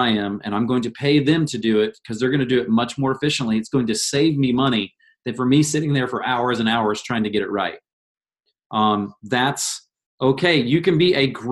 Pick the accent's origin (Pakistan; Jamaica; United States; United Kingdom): United States; Indiana; growing up in Indiana